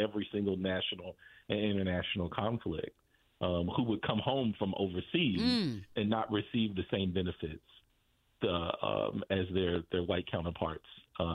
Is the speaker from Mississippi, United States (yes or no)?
no; St. Louis, Missouri, United States; also born or lived in Atlanta; now in Indianapolis, United States; I was born and raised in St. Louis